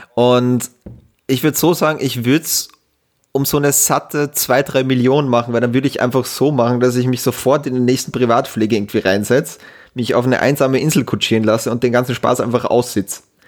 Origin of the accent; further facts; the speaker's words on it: Austria; als Österreicher